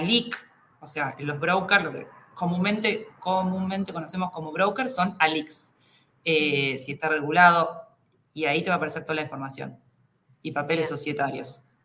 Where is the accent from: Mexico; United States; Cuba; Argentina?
Argentina; somos los argentinos